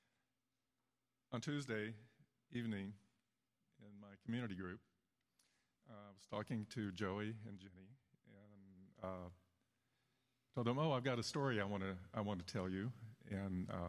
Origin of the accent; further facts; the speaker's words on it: Chicago, Illinois, United States; also born or lived in Texas; we're from the Chicago area